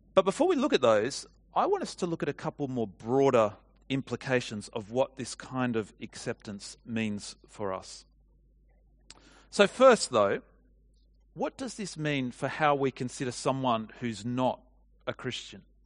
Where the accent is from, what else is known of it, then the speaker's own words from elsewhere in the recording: Australia; what comes naturally to us from being Australian